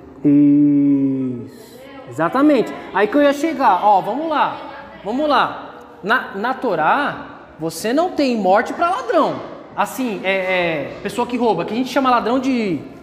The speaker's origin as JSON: {"language": "Portuguese", "country": "Brazil", "said": "Somos brasileiros"}